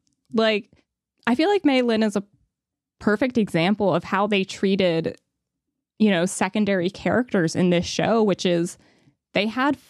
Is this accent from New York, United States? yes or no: yes; New York, United States; And of course, growing up in New York, I love those strange stripes and then the red Pulcinella hat worn by Rose.